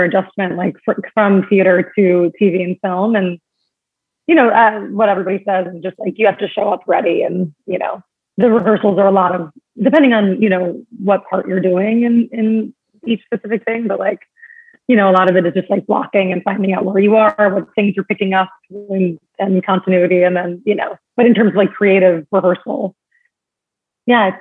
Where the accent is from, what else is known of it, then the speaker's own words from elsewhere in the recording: New York, United States; also born or lived in Long Island; I grew up in New York. I was born on Long Island